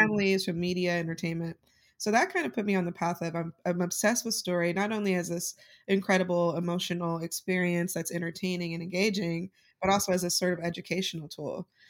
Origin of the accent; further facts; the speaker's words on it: Utah, United States; while I was growing up in Utah